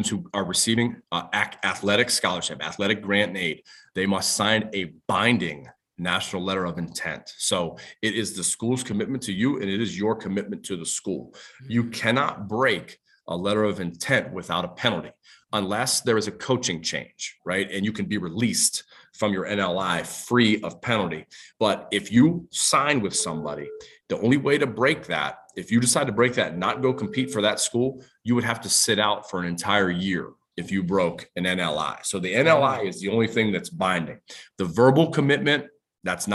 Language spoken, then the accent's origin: English; Youngstown, Ohio, United States; my hometown, which is Youngstown, Ohio